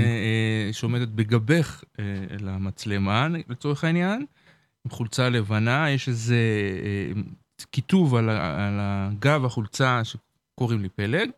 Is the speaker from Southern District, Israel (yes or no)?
yes; Beersheba, Southern District, Israel; אני גדלתי בבאר שבע.